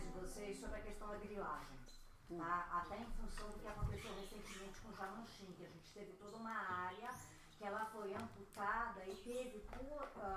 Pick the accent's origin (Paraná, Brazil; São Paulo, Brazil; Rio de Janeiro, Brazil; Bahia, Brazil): São Paulo, Brazil; now in Manaus, Brazil; eu sou de São Paulo, mas moro em Manaus